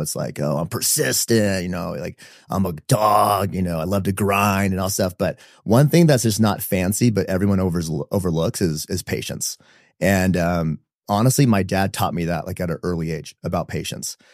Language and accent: English; San Diego, California, United States; moved away as an adult; now in Utah, United States; born and raised in San Diego, um, middle child of five kids